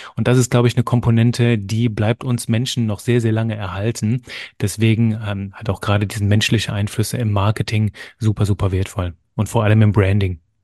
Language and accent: German; German-speaking area in eastern Belgium, Wallonia, Belgium; also born or lived in near Cologne, Germany; now in Germany; ich bin Belgier von Geburt an, komme aus einem kleinen Bereich im Osten von Belgien, wo man Deutsch spricht wohne mittlerweile in der Nähe von Köln